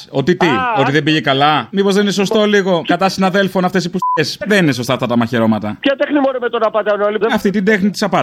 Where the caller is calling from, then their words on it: Thessaloniki, Central Macedonia, Greece; από την Επτάλοφο από Θεσσαλονίκη. Από πού? Από Θεσσαλονίκη, από του Αμπελόκηπου.